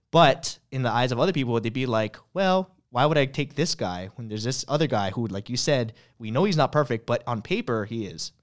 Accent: Hawaii, United States; from Hawaii

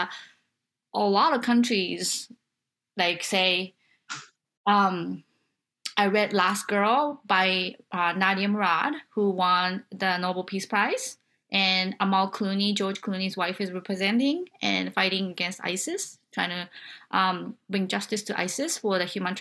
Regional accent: Japan; moved away as an adult; now in United States; I come from Japan, where not just the political thing, but the cultural things and then the gender inequality that I felt throughout my life till I was like 21, 22.

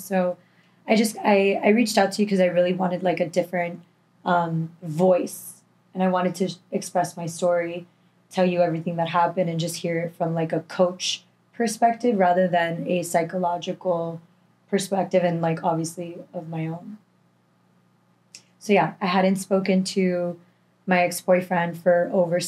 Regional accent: Miami, Florida, United States; also born or lived in Tallahassee; born and raised in Miami, 25 years old

